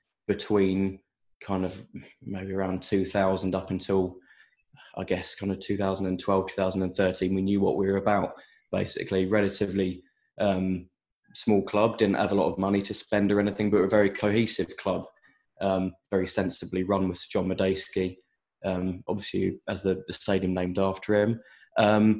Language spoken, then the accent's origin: English; Buckinghamshire, South East England, United Kingdom; now in London, United Kingdom; I'm not actually originally from Reading. I'm from Buckinghamshire, but my family's from Reading